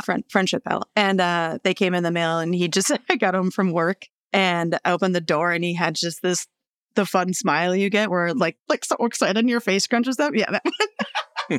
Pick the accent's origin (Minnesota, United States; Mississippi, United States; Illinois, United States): Minnesota, United States; Rosemount; also born or lived in Melrose, Minnesota; I grew up in the suburbs in Rosemount.